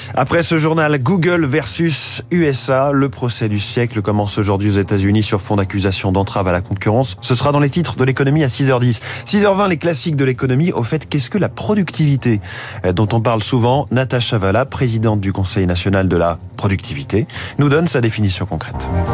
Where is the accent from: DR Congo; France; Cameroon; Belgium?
France; Marseille, Provence-Alpes-Côte d'Azur; en tant que Marseillais